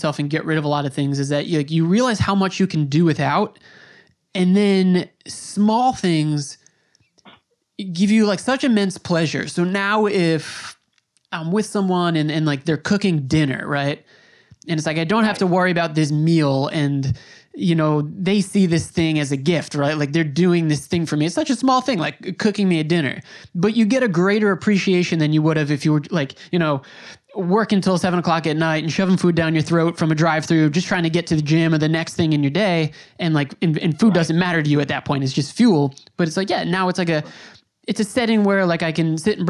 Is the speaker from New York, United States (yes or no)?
yes; Long Island, New York, United States; also born or lived in Brooklyn; I'm from New York. I was born on Long Island